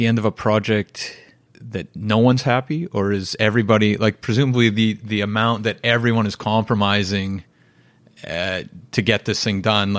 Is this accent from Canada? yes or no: yes; Winnipeg, Manitoba, Canada; now in Vancouver, Canada; we grew up in Winnipeg